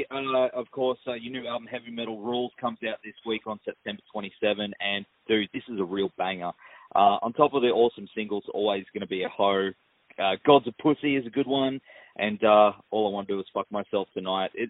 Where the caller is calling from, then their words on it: Gold Coast, Queensland, Australia; I'm uh, on the Gold Coast, Australia, my friend.